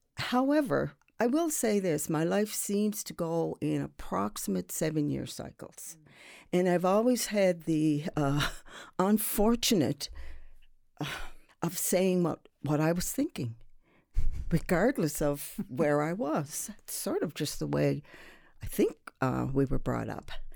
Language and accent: English; Sydney, Nova Scotia, Canada; now in Halifax, Canada; I'm from Sydney, uh, and to be even more precise, I'm from Whitney Pear.